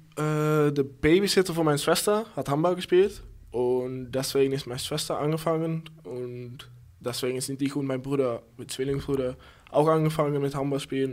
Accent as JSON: {"language": "German", "town": "Berkel-Enschot", "region": "North Brabant", "country": "Netherlands", "tie": "born or raised there", "second_language": "German", "moved": "as an adult", "lives_now": "Lübeck, Germany", "said": "Berkel Enschot"}